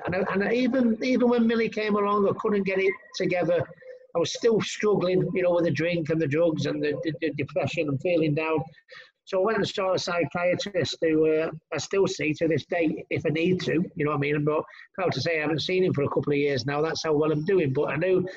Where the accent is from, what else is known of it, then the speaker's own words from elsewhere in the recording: Manchester, North West England, United Kingdom; my hometown of Manchester, 22,000 people